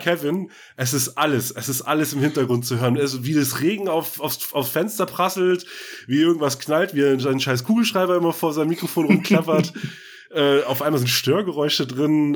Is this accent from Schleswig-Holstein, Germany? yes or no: yes; Scharbeutz, Schleswig-Holstein, Germany; also born or lived in Bad Oldesloe; gebürtig aus, geboren in Bad Oldesloe, groß geworden in Scharbeutz